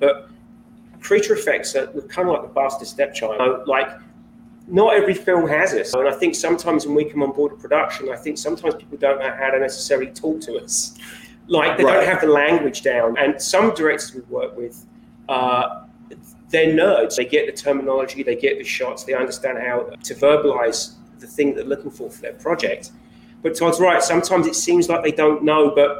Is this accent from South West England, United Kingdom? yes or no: no; Kent, South East England, United Kingdom; accent: south of England; My accent? Yeah. It's south of England. It's Kent. So it's basically like just a little bit southeast of London.